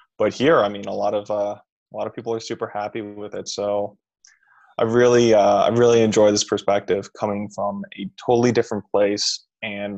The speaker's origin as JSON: {"language": "English", "region": "California", "country": "United States", "tie": "born or raised there", "also_born_or_lived": "Greenwich, Connecticut", "moved": "as an adult", "lives_now": "Philadelphia, United States", "said": "I have lived in California for as long as I can remember. I was born in Greenwich, Connecticut"}